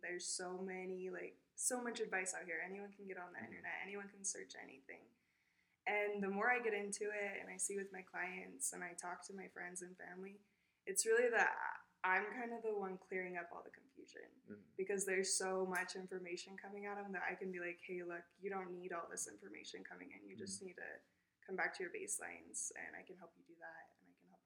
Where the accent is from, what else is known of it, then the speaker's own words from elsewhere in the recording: Idaho Falls, Idaho, United States; moved away as an adult; now in Jackson, United States; I grew up in Idaho Falls, not too far away